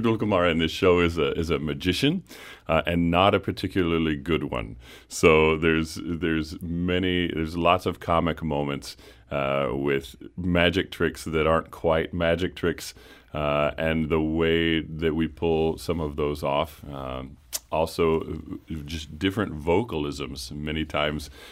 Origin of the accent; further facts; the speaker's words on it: Lynchburg, Virginia, United States; I'm from Central Virginia, a little town called Lynchburg